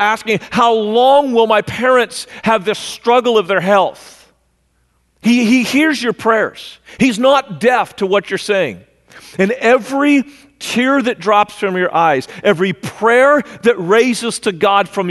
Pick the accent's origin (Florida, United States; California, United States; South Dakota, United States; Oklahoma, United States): California, United States; moved away as an adult; also born or lived in Missouri; I grew up in California, so I know about earthquakes